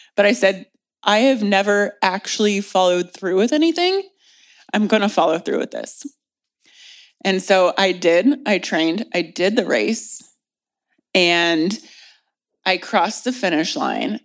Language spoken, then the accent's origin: English; Indianapolis, Indiana, United States; moved away as an adult; now in California, United States; I loved growing up in Indiana